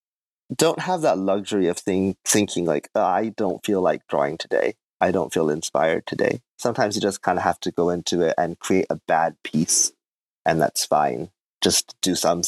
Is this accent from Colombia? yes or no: no; Fukuoka, Japan; moved away as an adult; also born or lived in Korea / Tokyo; now in Chiba, Japan; I'm from Fukuoka. That's where I grew up.